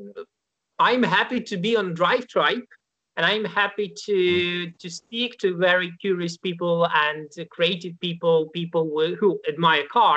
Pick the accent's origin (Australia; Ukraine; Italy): Ukraine; moved away as an adult; now in Warsaw, Poland; I was born in Ukraine. So that's Central European state. That was the place I was brought up, graduated university. Then I moved to Poland.